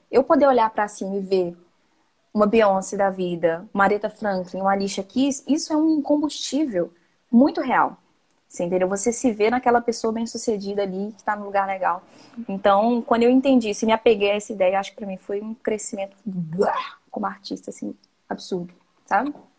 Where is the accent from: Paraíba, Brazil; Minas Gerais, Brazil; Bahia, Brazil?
Minas Gerais, Brazil; Viçosa; sou de Viçosa, né? Interior de Minas.